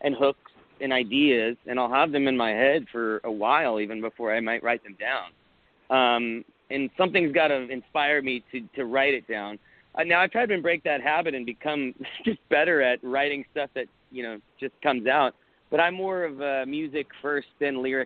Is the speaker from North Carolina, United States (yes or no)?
no; South Florida, United States; now in Austin, United States; I grew up in South Florida